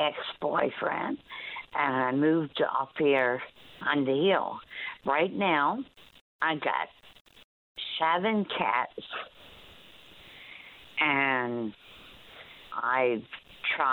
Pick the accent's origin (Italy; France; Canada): Canada; Newfoundland and Labrador; now in Gull Island, Canada; I'm from Central.